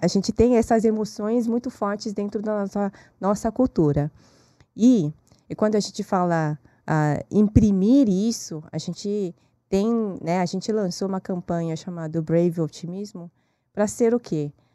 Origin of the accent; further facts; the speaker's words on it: South Korea; Portuguese is a second language; now in Brazil; Eu nasci na Coreia.